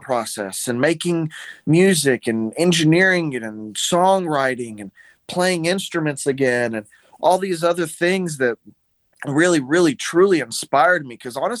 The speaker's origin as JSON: {"language": "English", "town": "Montgomery", "region": "Alabama", "country": "United States", "tie": "born or raised there", "also_born_or_lived": "Chicago / Jackson, Tennessee / Thompson Station, Tennessee", "said": "I was born in Chicago, Illinois. I moved down south when I was young. I lived in Jackson, Tennessee for a little while. Then I moved to Thompson Station right around the Nashville area. Then I moved down to Montgomery, Alabama. I went to high school in Montgomery."}